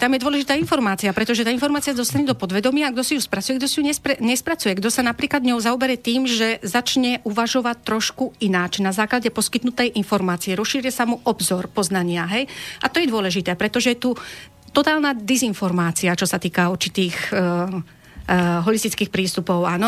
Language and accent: Slovak; Banská Bystrica, Banská Bystrica Region, Slovakia; ja som Slovenka, som z Banskej Bystrice, to je výhoda, Stredné Slovensko